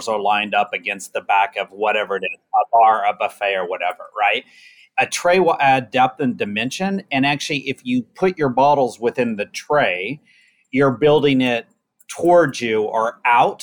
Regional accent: Oklahoma, United States; I'm from the South, I'm from Oklahoma.

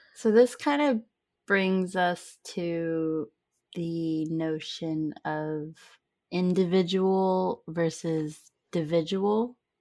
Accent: California, United States; we grew up in California in the United States

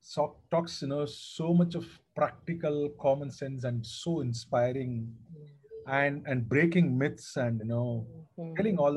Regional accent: Guntur, Andhra Pradesh, India; also born or lived in Tamil Nadu / Vijayawada; now in Kampala, Uganda; No, in fact, I grew up in Andhra. I was born in deep south Tamil Nadu.

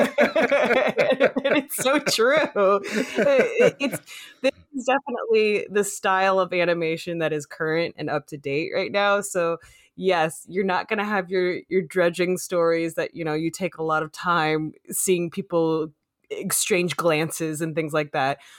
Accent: Phoenix, Arizona, United States; now in Los Angeles, United States; I was from Phoenix, uh, uh, South Phoenix

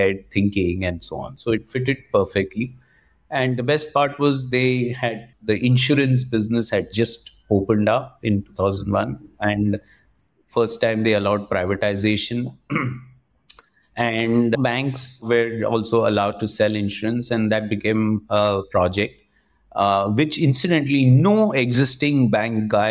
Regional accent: Vadodara, Gujarat, India; moved away; also born or lived in Tiruchirappalli, Tamil Nadu / Mumbai; I grew all my life up in Baroda in Gujarat

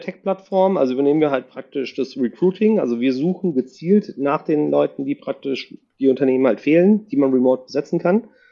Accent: La Paz, Bolivia; now in Cologne, Germany; Ich komme aus La Paz, Bolivien

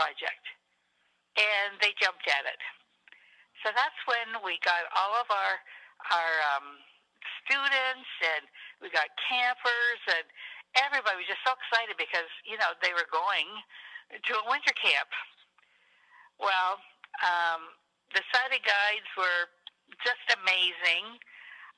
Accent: Sarnia, Ontario, Canada; also born or lived in Port Huron, Michigan; I was brought up in Sarnia, Port Huron area.

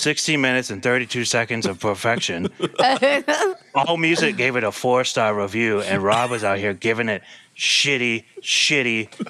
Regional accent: Southern United States, United States; Well, I am from the South, kind of. So it comes in and out, you know what I mean?

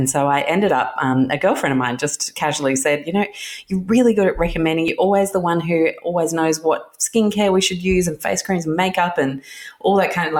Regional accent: Chicago, Illinois, United States; also born or lived in London; When I was born in London in the mid-70s, and we moved to Chicago when I was one, and we lived in Chicago in the late 70s.

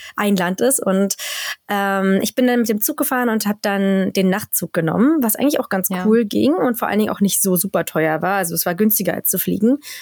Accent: Germany; moved away as an adult; now in Sweden; bei uns in Deutschland

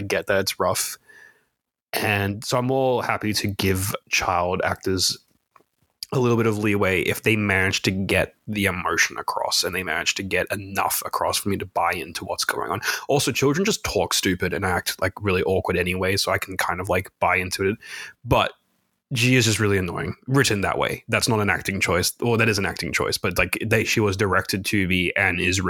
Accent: Australia; we're the Australian version of two Australians

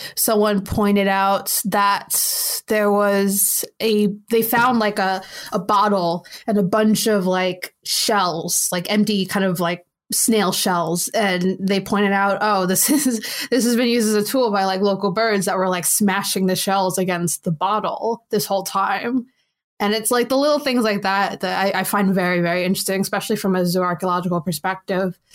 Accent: United States; accent: American

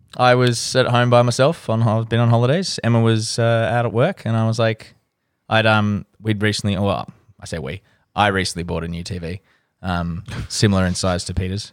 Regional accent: Australia; as an Australian

